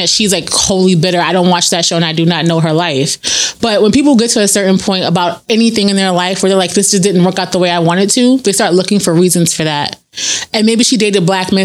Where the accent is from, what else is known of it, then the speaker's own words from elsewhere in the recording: New York City, New York, United States; I'm from the Bronx